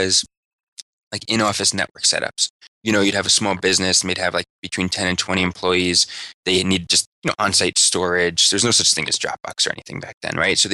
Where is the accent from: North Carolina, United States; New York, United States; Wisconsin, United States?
New York, United States; Merrick; I grew up on the South Shore in Merrick